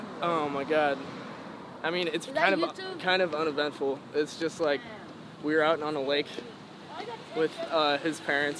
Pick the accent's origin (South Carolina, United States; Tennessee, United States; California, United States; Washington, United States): California, United States; San Jose; I was born in San Jose and grew up in the Bay, actually.